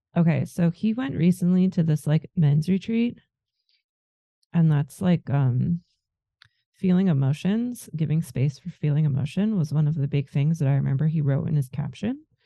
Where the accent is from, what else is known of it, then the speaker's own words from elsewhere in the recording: Germany; also born or lived in America; now in United States; I am from Germany